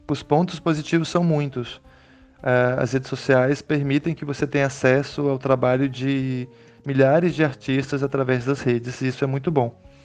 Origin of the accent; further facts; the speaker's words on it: Brazil; now in São Paulo coast, Brazil; Eu sou nascido no Vale do Araguaia, em região de divisa entre Goiás e Mato Grosso, cortada pelo Rio Araguaia.